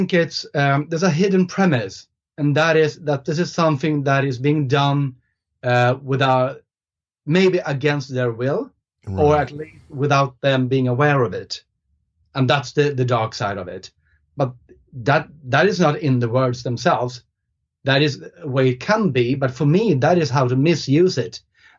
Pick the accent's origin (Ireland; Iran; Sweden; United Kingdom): Sweden; first language Swedish; English is a second language; So the thing is, in Swedish, which is my first language, we only have one word for it.